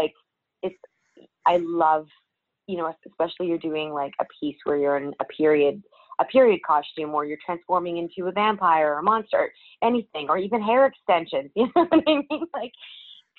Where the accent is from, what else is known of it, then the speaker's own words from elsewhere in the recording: Surrey, British Columbia, Canada; also born or lived in Vancouver; I was born and raised in Vancouver, and then I grew up in a town called Surrey for my entire youth, and then I moved back to Vancouver as I was starting university.